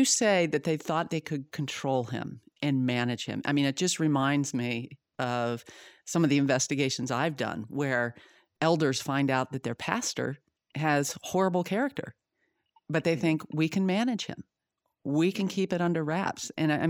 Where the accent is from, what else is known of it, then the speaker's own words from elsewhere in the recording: Zimbabwe; born there; And, I was born in Zimbabwe. My parents were missionaries there for 10 years.